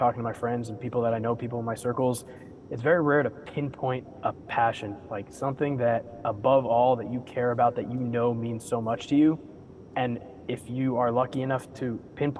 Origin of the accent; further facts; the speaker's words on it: South Florida, United States; moved away as an adult; I'm born and raised in South Florida, so I lived there from the time I was a baby through the end of high school